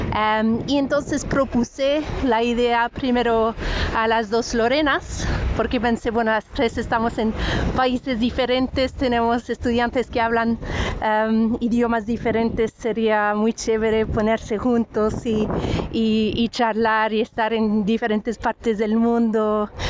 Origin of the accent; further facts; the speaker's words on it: France; first language French; Spanish is a second language; now in Ireland; el francés, que es mi idioma eh, nativo de cuando era pequeña, viví en Francia.